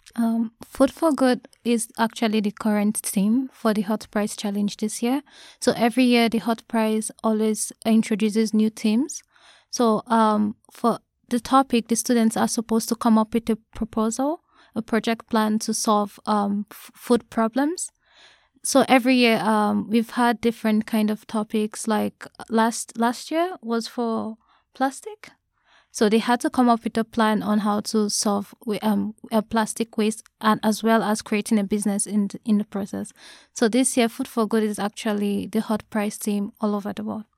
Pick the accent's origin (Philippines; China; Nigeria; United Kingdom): Nigeria; moved away as an adult; now in Japan; I'm from Nigeria, and I'm currently a sophomore student